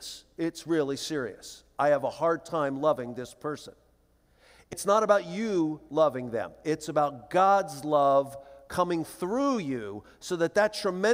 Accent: Philadelphia, Pennsylvania, United States; moved away; my sister and I flew back to Philadelphia to attend to the funeral arrangements, and we had grown up in this little church

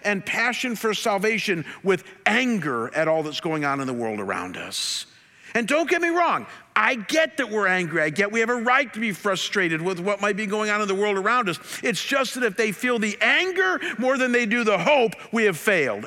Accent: Cleveland, Ohio, United States; my hometown

